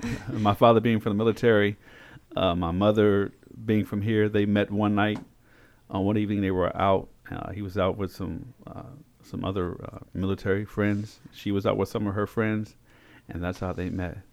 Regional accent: Frederick, Maryland, United States; also born or lived in Augusta, Georgia / Korea; I was born in Frederick, Maryland.

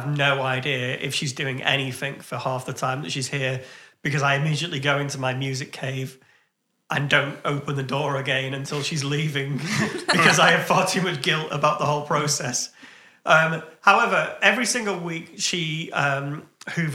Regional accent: United Kingdom; I'm too British

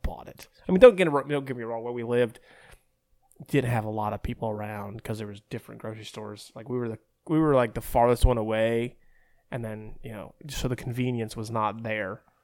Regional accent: Berea, Ohio, United States; I'm from Berea, which is right outside Cleveland

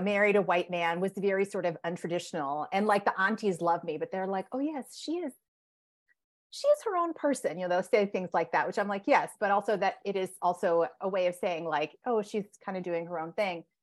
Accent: Connecticut, United States; I grew up in Connecticut. My parents are immigrants from India

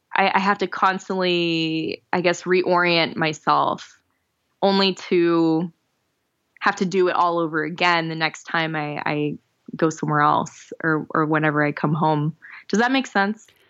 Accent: Florida, United States; moved away as an adult; also born or lived in New Jersey / Miami / Jacksonville; now in New York, United States; I grew up in Florida and lived in Miami for almost nine years, lived in Jacksonville in North Florida for six years

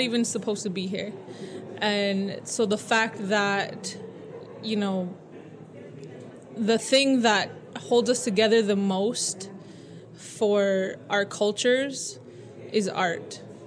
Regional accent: Blackfeet Nation, Montana, United States; now in Los Angeles, United States; I'm from Omskapi Bakani Blackfeet Nation. I live here

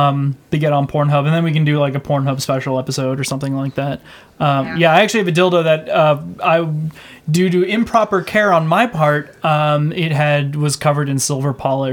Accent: Canada; We're Canadian.

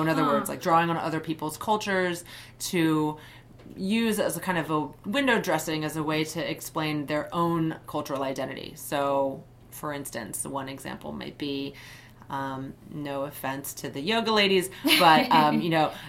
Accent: United States; As Japanese American, I've been called Oriental on a number of occasions.

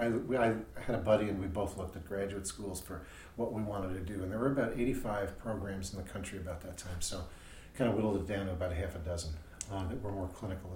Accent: Yonkers, New York, United States; moved away as an adult; also born or lived in Bronx, New York; now in Illinois, United States; I grew up in New York came to Illinois to go to Loyola University.

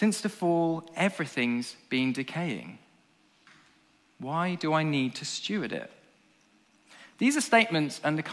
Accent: England, United Kingdom; as an Englishman

